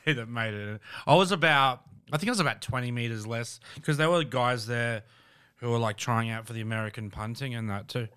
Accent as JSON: {"language": "English", "town": "Brisbane", "region": "Queensland", "country": "Australia", "said": "I'm from Brisbane"}